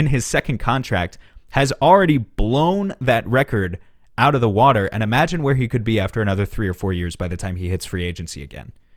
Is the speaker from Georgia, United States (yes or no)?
no; New York City, New York, United States; moved away; I grew up right around New York City. I haven't lived there in a while.